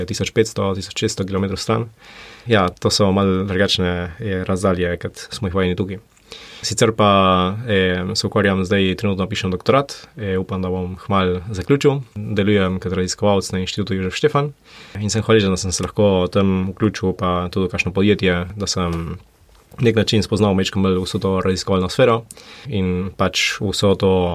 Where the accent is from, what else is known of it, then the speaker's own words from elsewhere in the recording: Buenos Aires, Argentina; moved away as an adult; now in Slovenia; Izhajam pa iz Buenos Airesa. Buenos Aires je, recimo, mi smo živeli v predmestju